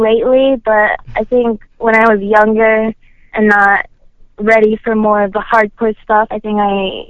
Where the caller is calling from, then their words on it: Chicago, Illinois, United States; I'm calling from Chicago.